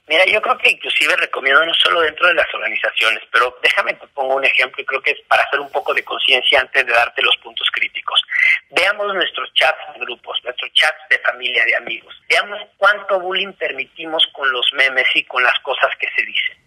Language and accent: Spanish; Mexico; nosotros como mexicanos dentro de la empresa